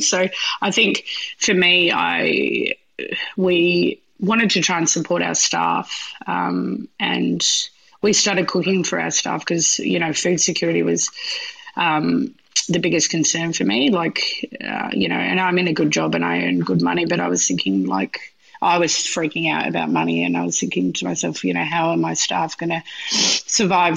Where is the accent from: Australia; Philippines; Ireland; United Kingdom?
Australia; Western Australia; moved away; get over to Western Australia, which is my hometown